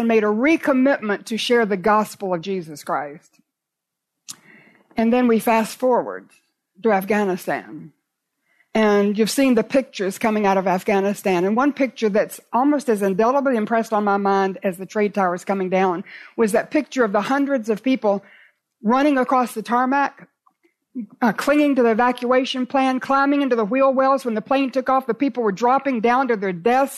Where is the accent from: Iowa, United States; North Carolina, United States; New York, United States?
North Carolina, United States; Raleigh; I was in Raleigh, in my hometown